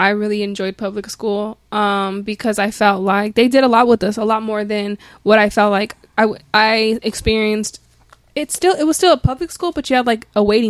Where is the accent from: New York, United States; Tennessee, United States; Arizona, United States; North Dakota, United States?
Arizona, United States; Phoenix; I'm from here. I'm from Phoenix.